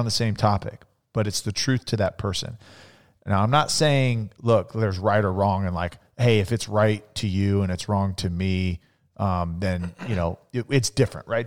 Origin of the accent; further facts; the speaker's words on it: Central California, United States; growing up, you know, in, in Central California, it was very different than growing up in Phoenix